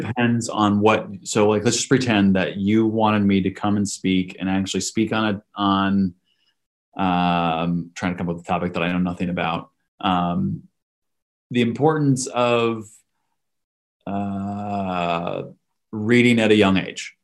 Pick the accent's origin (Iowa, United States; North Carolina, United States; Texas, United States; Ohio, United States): Iowa, United States; I grew up in Iowa